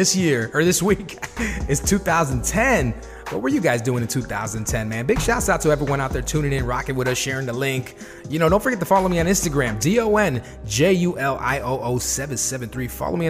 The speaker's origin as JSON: {"language": "English", "town": "Chicago", "region": "Illinois", "country": "United States", "tie": "born or raised there", "said": "we're from Chicago, or I'm from Chicago"}